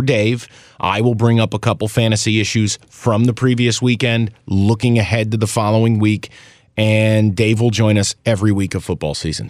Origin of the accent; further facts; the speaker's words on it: Albany, New York, United States; my hometown Albany